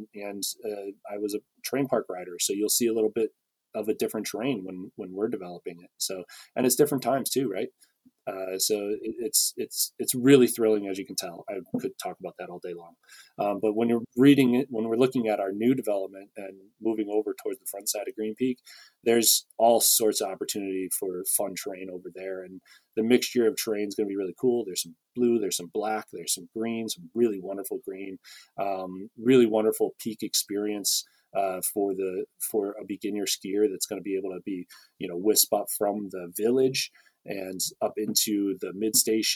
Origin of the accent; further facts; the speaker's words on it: Traverse City, Michigan, United States; now in Waterville Valley, United States; Mount Holiday in Traverse City, Michigan, which is, you know, my hometown ski resort